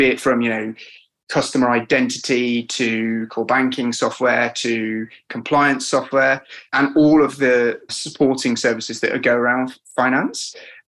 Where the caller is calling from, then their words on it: London, United Kingdom; I'm here from sunny London, Dan.